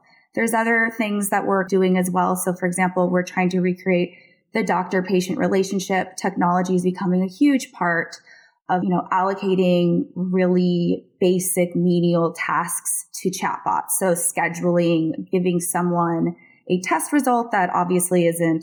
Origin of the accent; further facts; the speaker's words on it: Seattle, Washington, United States; moved away as an adult; also born or lived in South Florida / San Francisco / New York; now in London, United Kingdom; I am actually originally from South Florida, but spent most of my adolescence in Seattle and my 20s in San Francisco and New York, and now I live in London.